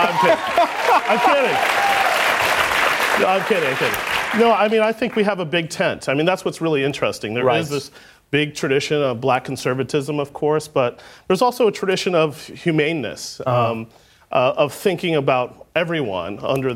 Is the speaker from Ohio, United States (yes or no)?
no; Kansas, United States; growing up in Kansas